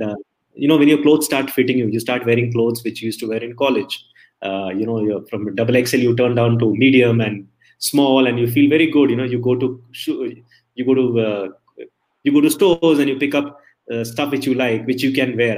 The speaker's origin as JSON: {"language": "English", "region": "Delhi", "country": "India", "tie": "born or raised there", "also_born_or_lived": "Palakkad", "moved": "as an adult", "lives_now": "Bangalore, India", "said": "I was born and brought up in Delhi"}